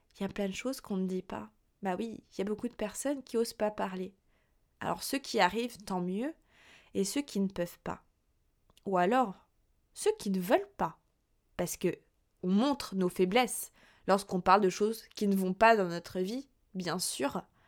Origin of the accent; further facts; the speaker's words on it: Burgundy, Bourgogne-Franche-Comté, France; moved away as an adult; also born or lived in Lyon; now in Paris, France; originaire, moi, de Bourgogne, je suis venue sur Paris, il y a un petit peu plus de deux ans